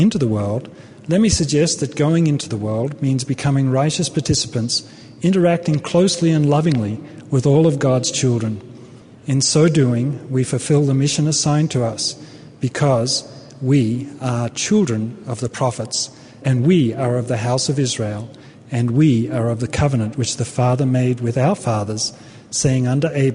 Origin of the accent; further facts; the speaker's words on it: Australia; moved away as an adult; also born or lived in Brisbane, Australia / Los Angeles, United States; now in United States; I come from Australia